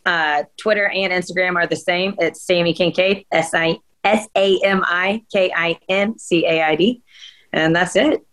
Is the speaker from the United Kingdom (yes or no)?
yes; Scotland, United Kingdom; I'm Scottish. So, and that's actually filmed where my family lives in Scotland.